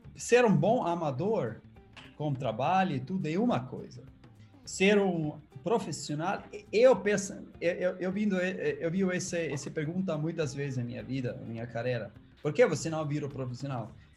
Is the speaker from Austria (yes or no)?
yes; Austria; Portuguese is a second language; moved away as an adult; now in Brazil; Eu nasci uma um vale na Áustria que se chama uh, o Silicon Valley da Europa